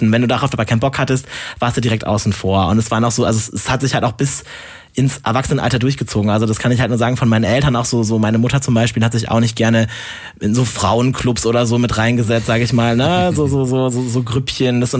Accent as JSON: {"language": "German", "area": "Emsland", "region": "Lower Saxony", "country": "Germany", "tie": "born or raised there", "moved": "yes", "lives_now": "Cologne, Germany", "said": "gebürtiger Emsländer, so kulturell gesehen, ich hab, bin eher im Grenzgebiet aufgewachsen, um ehrlich zu sein, anderer Landkreis, aber ich habe da halt die meiste Zeit verbracht."}